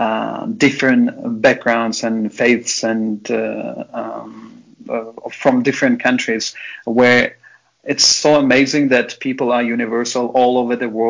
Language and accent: English; Samarkand, Samarqand Region, Uzbekistan; born and raised in Samarkand.